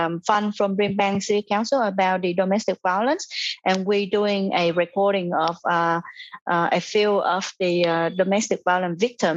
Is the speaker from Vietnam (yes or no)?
yes; Vietnam; now in Australia; I am from Vietnam as well